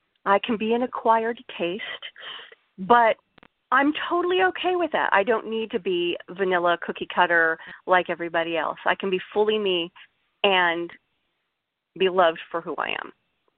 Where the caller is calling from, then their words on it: Long Beach, California, United States; I'm calling from Long Beach, California.